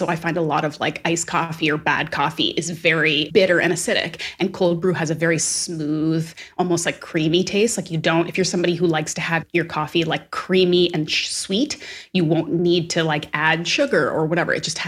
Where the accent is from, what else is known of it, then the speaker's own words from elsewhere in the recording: Atlantic Canada, Canada; And I grew up on the East Coast of Canada and everybody's name was like McIsaac or McDonald, like very Scottish and Irish names.